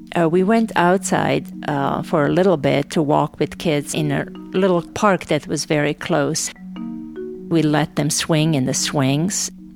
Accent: Novi Sad, Vojvodina, Serbia; moved away as an adult; also born or lived in Sarajevo, Bosnia and Herzegovina; I am from Novi Sad. I'm going home.

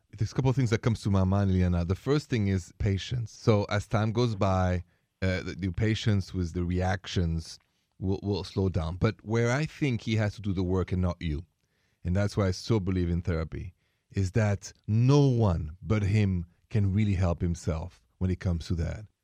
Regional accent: Paris, Île-de-France, France; I come from Paris, France

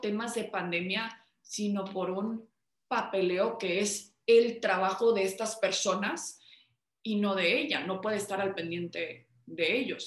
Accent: Mexico; como mexicanos

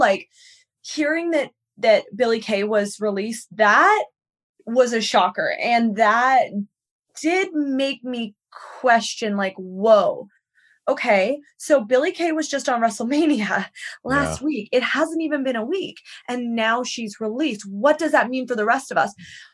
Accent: Victoria, British Columbia, Canada; moved away as an adult; now in United States; I'm from Vancouver Island.

